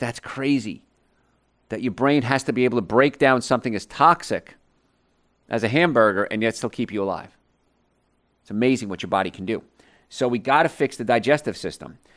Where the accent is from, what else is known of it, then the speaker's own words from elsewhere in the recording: New York, United States; And so I grew up around New York.